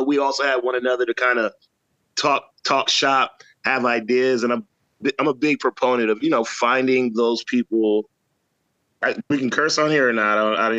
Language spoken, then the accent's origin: English; St. Croix, U.S. Virgin Islands; now in Atlanta, United States; I'm from St. Croix, USVI. I grew up there as a youth and then moved to the States in like 89 after Hugo. And I've been in the States ever since. I would, you know, go back home to visit here and there.